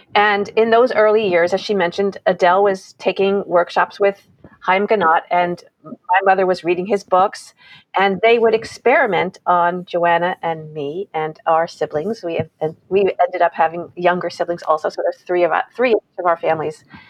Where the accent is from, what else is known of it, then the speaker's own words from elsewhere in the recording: New York, United States; I grew up in New York